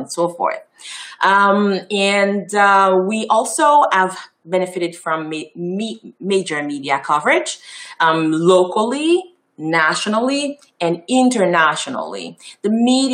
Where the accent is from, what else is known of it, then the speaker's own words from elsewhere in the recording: Haiti; first language Haitian Creole; English is a second language; moved away as an adult; now in Montreal, Canada; I was born and raised in Haiti. So I'm a product of Haiti.